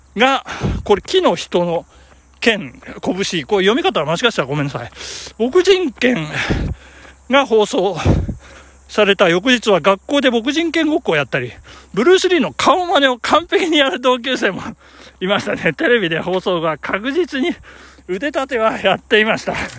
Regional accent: Shinshu-shinmachi, Nagano, Japan; 我が生まれ故郷、しかも、あの、聖火跡地のですね、信州市町の聖火跡地

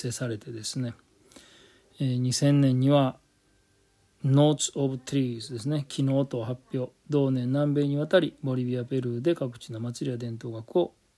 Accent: Oji, Nara, Japan; moved away; うちの実家のある王子町

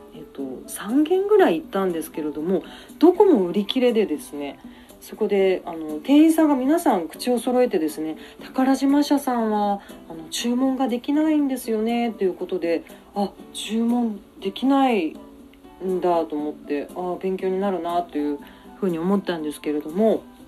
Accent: Kumamoto, Japan; also born or lived in Aso, Kumamoto; now in Tokyo, Japan; 私は熊本県出身なんですけれども上京してきて

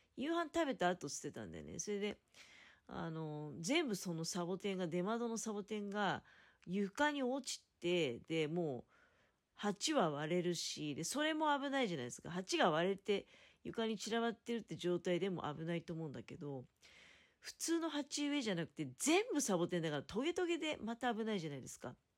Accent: Tokamachi, Niigata, Japan; 実家の、ただ、人たちはね、十日町の人

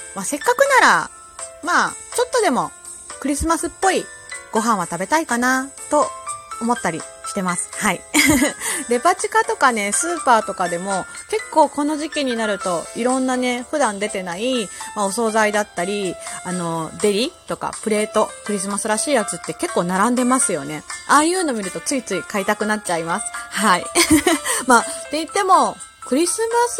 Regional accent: Kansai, Japan

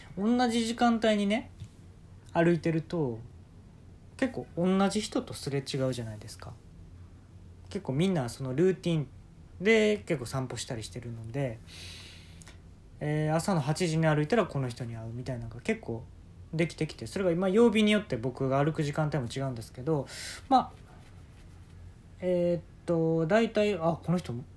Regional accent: Kansai, Japan; accent: Kansai dialect; 俺いつも関西弁で突っ込むんですけど

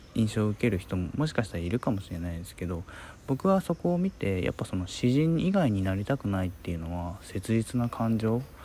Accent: Hiroshima, Japan; 僕の広島の、まあ、地元のですね

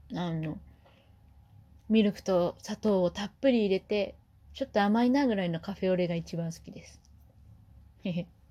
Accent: Kumamoto, Japan; moved away; 熊本出身なんで

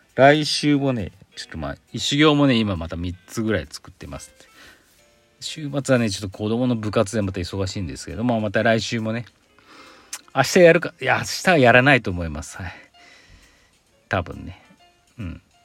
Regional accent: Aichi, Japan; 私も愛知県出身なんでね

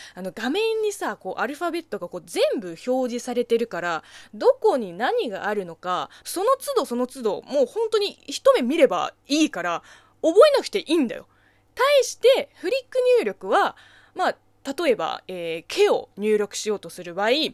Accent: China; Japanese is a second language; now in Japan; 中国生まれ、中国 育ちの私

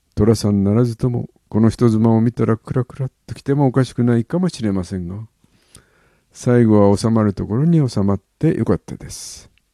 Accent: Yokohama, Kanagawa, Japan; also born or lived in Oji, Tokyo; 生まれは横浜は金沢区。育ちは一時東京、王子もやっぱり横浜。

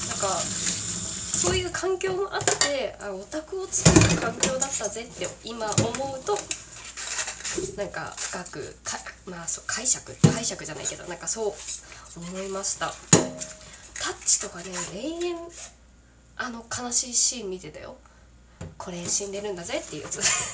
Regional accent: Kagoshima, Japan; 私鹿児島出身なんですけどね

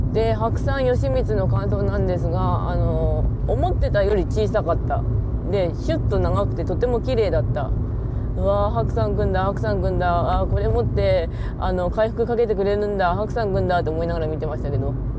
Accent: Ishikawa, Japan; 石川県出身なんですけど

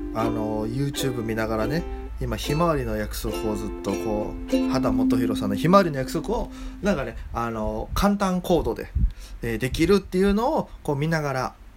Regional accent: Okinawa, Japan; moved away as an adult; now in Tokyo, Japan; 沖縄の人間

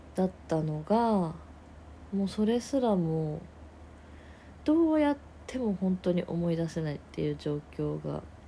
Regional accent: rural Aichi Prefecture, Japan; now in Tokyo, Japan; 私田舎出身で愛知県の田舎で出身なんですけど

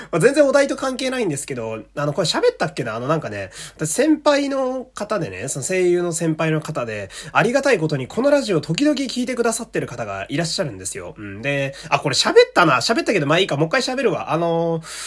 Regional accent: Fukui, Japan; 私の地元の福井県はですね

